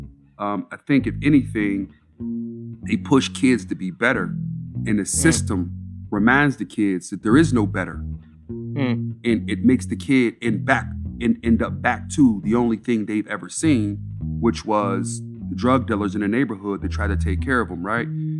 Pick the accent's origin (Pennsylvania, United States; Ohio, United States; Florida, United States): Pennsylvania, United States; Pittsburgh; I'm from Montview Heights, man. I'm at its root, I'm a project kid.